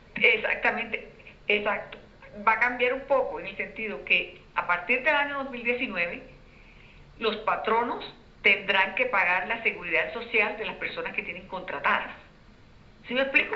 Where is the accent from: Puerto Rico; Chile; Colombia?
Colombia